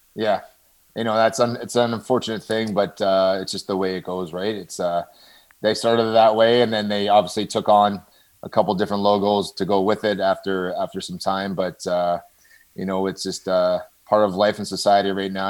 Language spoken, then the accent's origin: English; Toronto, Ontario, Canada; also born or lived in Brooklin, Ontario; I grew up in Scarborough